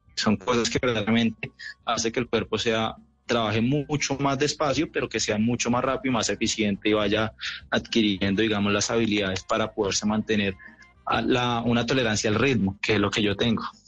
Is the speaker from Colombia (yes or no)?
yes; Colombia; Soy el mejor colombiano de la historia